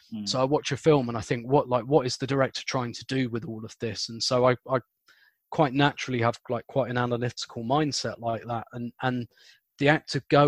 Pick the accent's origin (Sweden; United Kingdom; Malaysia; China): United Kingdom; London; I grew up in South London